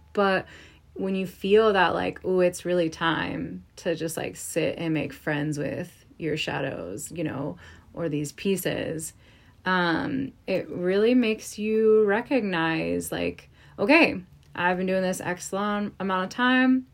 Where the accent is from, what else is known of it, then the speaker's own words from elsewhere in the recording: East Coast, United States; I'm from the East Coast